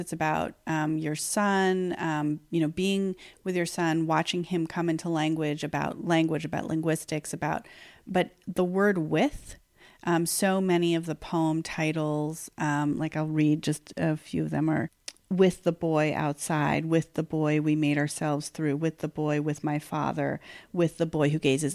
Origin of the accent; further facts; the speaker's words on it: New York, United States; I've lived in New York forty out of forty-six years of my life